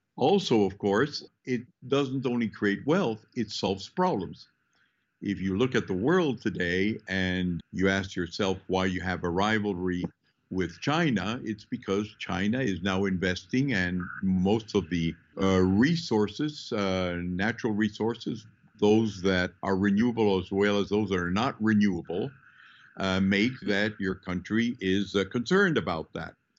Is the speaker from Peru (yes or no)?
yes; Peru; I was born in Peru. My family moved in from uh, basically the Basque part of uh, Spain hmm. 420 years ago.